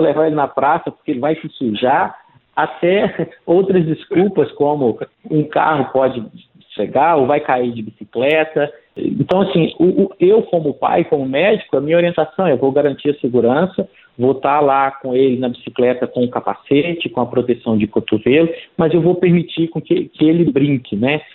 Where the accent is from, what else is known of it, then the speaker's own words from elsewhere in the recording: interior of Minas Gerais, Brazil; eu sou do interior de Minas, é, a minha cidade, graças a Deus, tem muitas praças